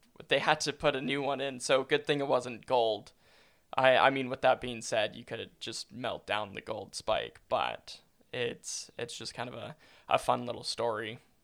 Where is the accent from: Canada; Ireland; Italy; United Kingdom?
Canada; Calgary, Alberta; growing up in Calgary has been fantastic.